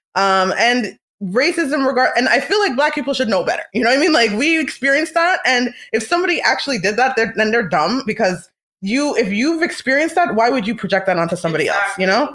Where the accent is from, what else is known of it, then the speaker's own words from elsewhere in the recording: Canada; We're Canadian